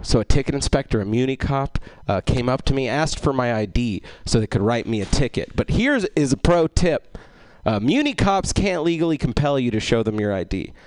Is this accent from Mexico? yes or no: no; Egypt; I'm Egyptian, which means I'm North African